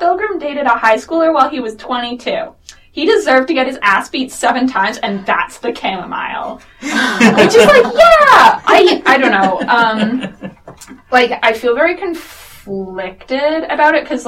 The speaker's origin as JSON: {"language": "English", "town": "Toronto", "region": "Ontario", "country": "Canada", "tie": "born or raised there", "said": "I grew up in Toronto"}